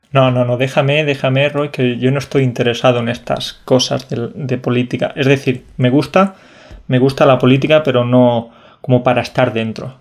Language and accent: Spanish; Jaén, Andalusia, Spain; yo soy de la provincia menos conocida de todas, que es Jaén